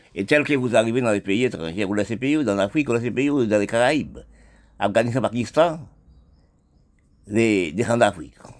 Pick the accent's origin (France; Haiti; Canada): Haiti; mon pays Haïti